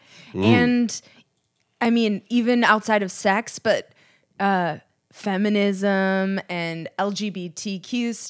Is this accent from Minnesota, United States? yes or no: yes; Minnesota, United States; moved away as an adult; now in Los Angeles, United States; I've lived here for, I was just counting the other day, going on 13 years, which I grew up in Minnesota